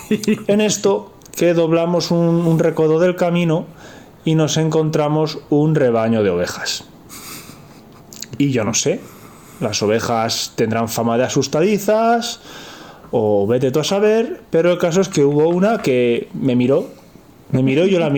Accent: Madrid, Community of Madrid, Spain; also born or lived in Soria; yo soy un chaval de Madrid

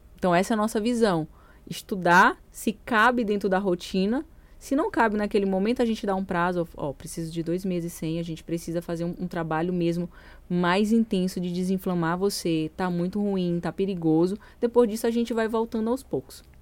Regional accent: São Luís, Maranhão, Brazil; moved away; eu sou de São Luís

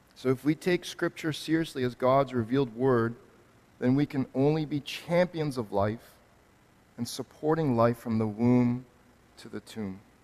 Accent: Canada; me as a Canadian

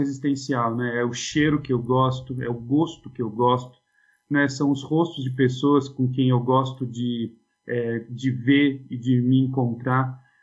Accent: Suzano, São Paulo, Brazil; eu sou nascido e criado em Suzano

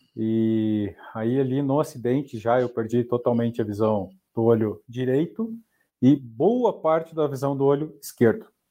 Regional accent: Porto União, Santa Catarina, Brazil; moved away; also born or lived in Curitiba; eu sou de Porto União, União da Vitória, ali na divisa do Paraná

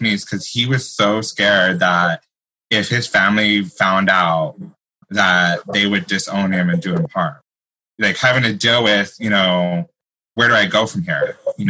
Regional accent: New Mexico, United States; growing up in New Mexico, and it's such a strong Latin culture, it was really hard for someone to, you know, be openly gay.

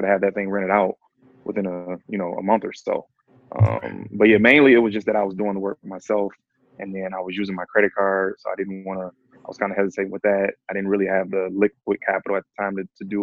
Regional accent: Detroit, Michigan, United States; I live here. So I was born and raised in Detroit

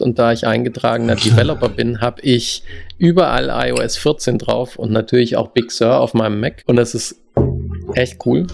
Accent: Germany; first language German; moved away as an adult; now in United States; unsere Muttersprache

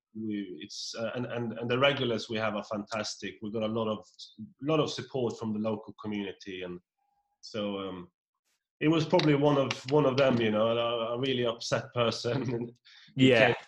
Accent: Norway; moved away; I'm from Norway, a, a, tiny little hamlet of 56 people

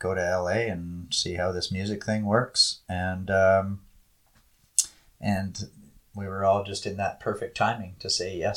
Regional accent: around Toronto, Ontario, Canada; moved away as an adult; also born or lived in Calgary, Alberta; I grew up around Toronto and then moved out west and was in the oil business for 20 years.

